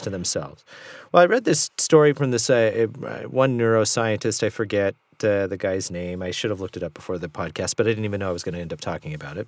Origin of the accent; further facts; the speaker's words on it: Southern California, United States; I grew up in Southern California